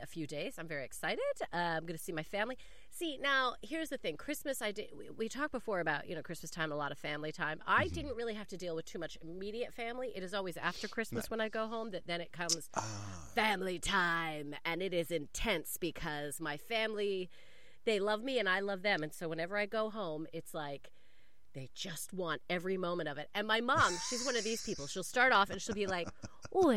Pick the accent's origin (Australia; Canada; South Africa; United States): Canada; Calgary, Alberta; moved away; I'm going back home. I'm going to Canada. I am from Calgary, Alberta.